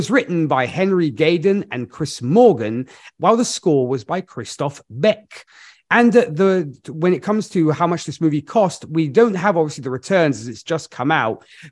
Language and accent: English; Milan, Lombardy, Italy; Milan, my hometown